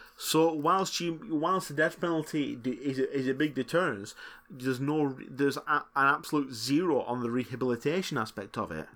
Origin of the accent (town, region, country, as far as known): Lancashire, North West England, United Kingdom; accent: Lancashire